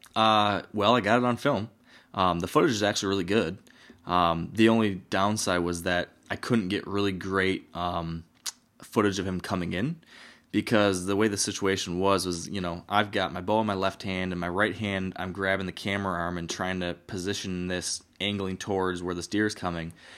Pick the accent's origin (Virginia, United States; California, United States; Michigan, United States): Michigan, United States; my home state